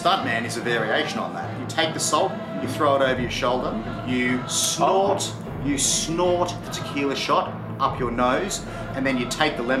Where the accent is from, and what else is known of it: Coolangatta, Queensland, Australia; moved away as an adult; also born or lived in Newcastle